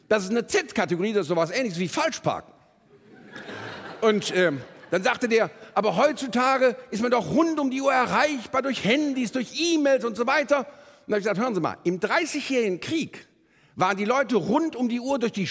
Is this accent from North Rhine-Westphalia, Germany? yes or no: yes; Bonn, North Rhine-Westphalia, Germany; born there; Ähm, ich bin in Bonn geboren, rechtsrheinisch in Beul, beginnt für uns die große Straße nach Moskau.